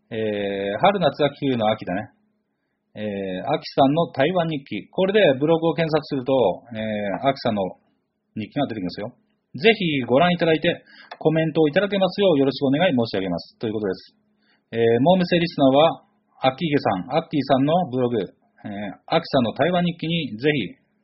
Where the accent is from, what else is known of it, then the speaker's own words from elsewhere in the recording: Chigasaki, Kanagawa, Japan; 育ちは神奈川県茅ヶ崎市でございます。